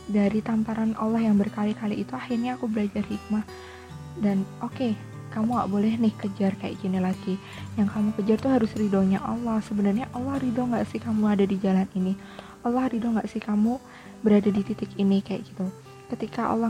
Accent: Yogyakarta, Special Region of Yogyakarta, Indonesia; aku PP Jogja daerah asalku itu sampai PP seharian jadi berangkat kuliah pagi kemudian sore pulang ke rumah

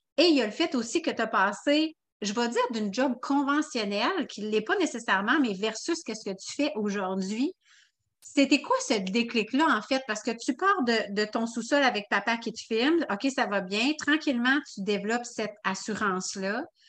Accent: Quebec City, Quebec, Canada; now in Lévis, Canada; de Québec précisément, mais là, on vient de déménager à Lévis

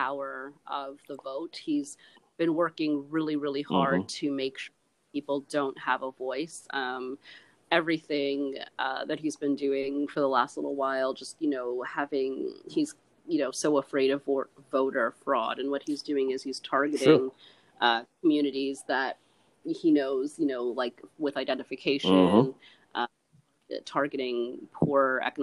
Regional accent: Canada; I'm not American, I'm Canadian

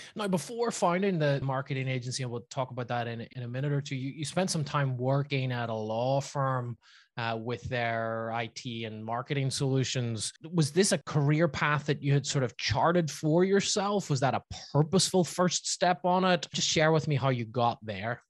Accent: Belfast, Northern Ireland, United Kingdom; my hometown of Belfast

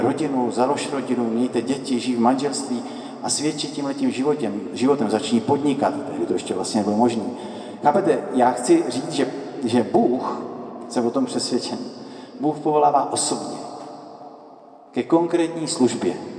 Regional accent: Letohrad, Pardubice Region, Czechia; moved away as an adult; also born or lived in Italy; já pocházím z Letohradu

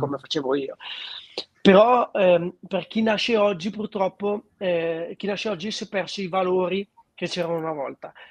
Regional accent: Treviglio, Lombardy, Italy; nella mia città natale che è Treviglio

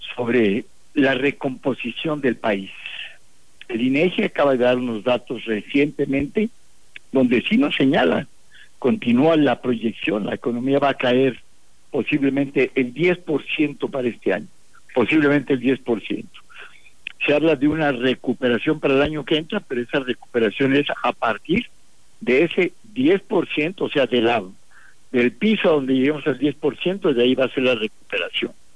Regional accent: Mexico; Todos somos mexicanos

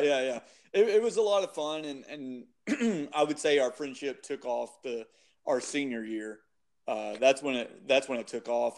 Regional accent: Shreveport, Louisiana, United States; born and raised in Shreveport

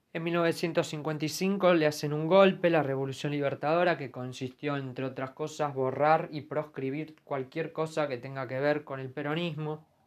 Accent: Argentina

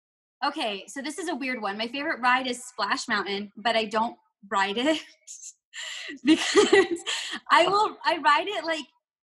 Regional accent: Florida, United States; moved away as an adult; also born or lived in Orlando / Oklahoma / Washington State; now in Missouri, United States; I was born and raised in Florida. I'm a teacher taking a break, married with two dogs, and I'm 31 years old.

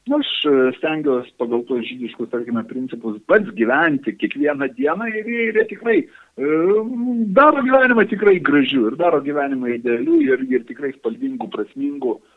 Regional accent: Lithuania; mes lietuviai esame vienintelė nacija visam regione

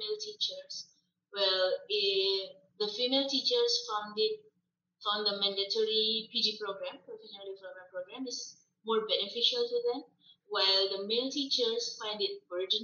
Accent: Indonesia; accent: Indonesian English; English is a second language; moved away; my English is still sounds like Indonesian English

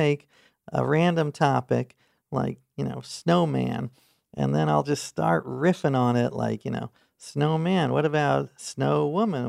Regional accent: New York City, New York, United States; I grew up in New York City

